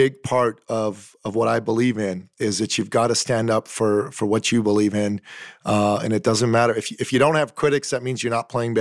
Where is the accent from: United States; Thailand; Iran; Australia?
Iran; moved away; from the Middle East myself originally. I'm a Christian from Iran